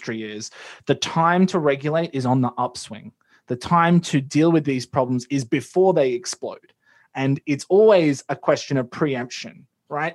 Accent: Australia; as an Australian

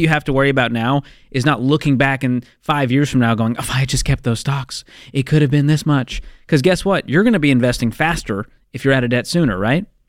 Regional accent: Boston, Massachusetts, United States; I'm from Boston

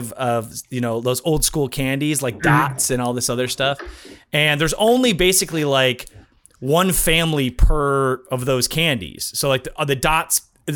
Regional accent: Midwest, United States; I'm from the Midwest

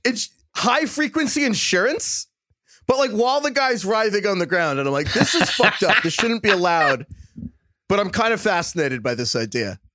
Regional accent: New York, United States; accent: New York; my New York accent

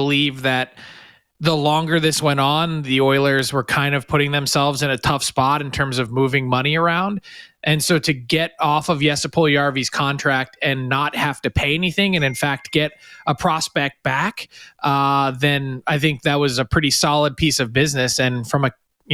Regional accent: Philadelphia, Pennsylvania, United States; I'm from Philly

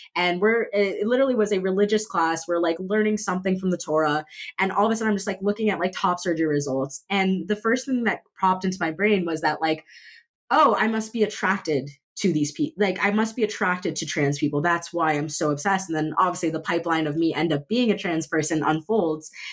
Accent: Miami Beach, Florida, United States; I was raised in Miami Beach

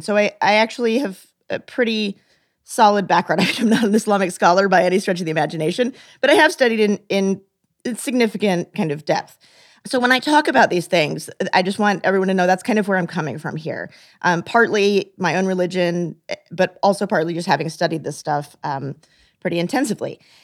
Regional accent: United States

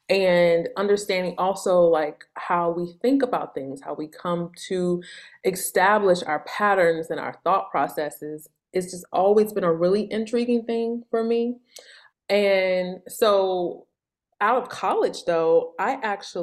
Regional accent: St. Louis, Missouri, United States; I grew up in St. Louis in the Midwest.

